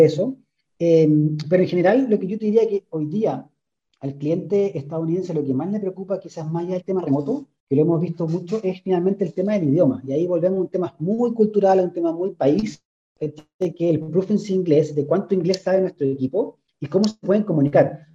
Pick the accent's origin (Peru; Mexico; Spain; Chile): Chile; como chilenos o como cultura chilena